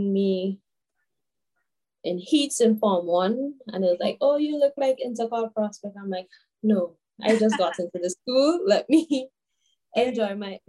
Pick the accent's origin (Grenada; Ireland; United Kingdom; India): Grenada; St. George's, Saint George; I'm from Archibald Avenue, St. George